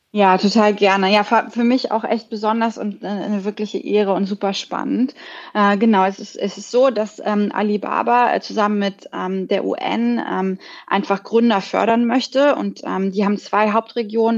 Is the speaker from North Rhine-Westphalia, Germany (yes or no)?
no; Berlin, Germany; moved away as an adult; now in Singapore; ich bin eigentlich Berlinerin